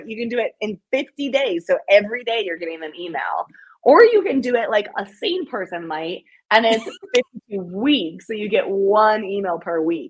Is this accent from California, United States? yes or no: no; Greenville, South Carolina, United States; to do this event in my hometown, which is really special